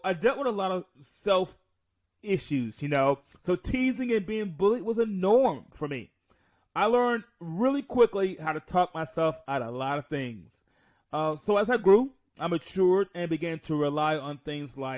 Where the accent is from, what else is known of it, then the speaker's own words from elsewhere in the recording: Mount Vernon, New York, United States; I was born in Mount Vernon, New York